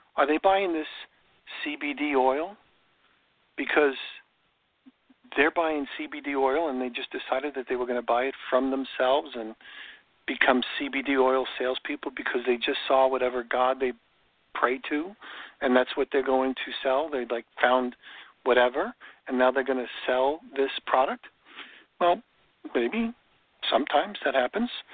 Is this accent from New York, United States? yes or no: yes; New York, United States; now in Florida, United States; I grew up in New York, and there was robins in New York